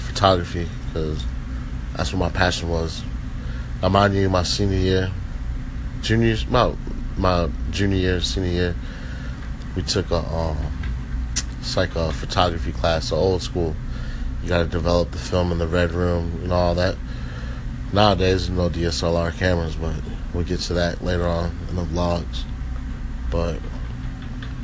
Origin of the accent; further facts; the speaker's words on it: San Diego, California, United States; also born or lived in Jacksonville, Florida / El Cajon / Rancho Bernardo; I was born in Jacksonville, lived there for about a year or two. Then after that, I moved to San Diego. So I lived in El Cajon, Rancho Bernardo